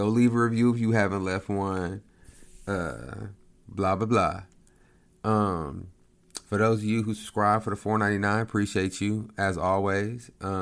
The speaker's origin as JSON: {"language": "English", "town": "Lawton", "region": "Oklahoma", "country": "United States", "tie": "born or raised there", "said": "my hometown in Lawton."}